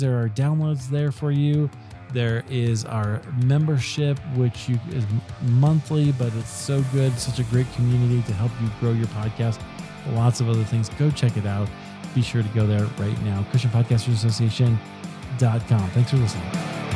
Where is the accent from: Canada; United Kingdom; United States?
United States; Denver, Colorado; it's in Denver. It's in my hometown.